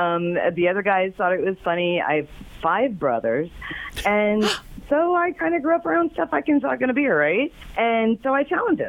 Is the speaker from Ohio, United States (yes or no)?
yes; Springfield, Ohio, United States; I'm from Springfield, baby.